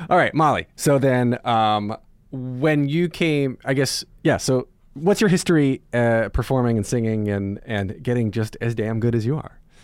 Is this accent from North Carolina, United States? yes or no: yes; North Carolina, United States; moved away; I grew up in North Carolina